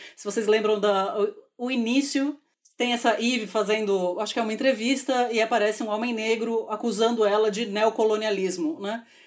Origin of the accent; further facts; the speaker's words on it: Brazil; como brasileira